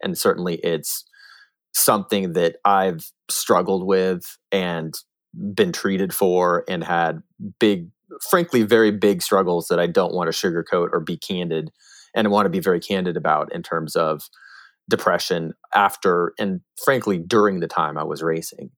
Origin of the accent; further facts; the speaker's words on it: Northern California, United States; growing up in Northern California